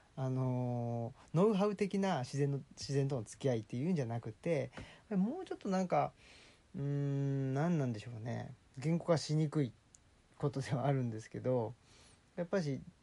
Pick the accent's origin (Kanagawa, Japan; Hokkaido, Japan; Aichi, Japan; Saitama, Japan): Saitama, Japan; 埼玉っ子っていうことですけど